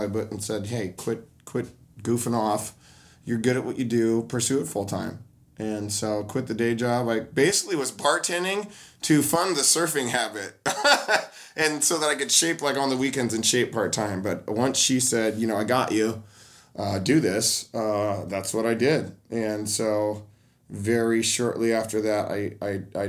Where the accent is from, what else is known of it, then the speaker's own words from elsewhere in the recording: Portland, Oregon, United States; I was born and raised in Portland.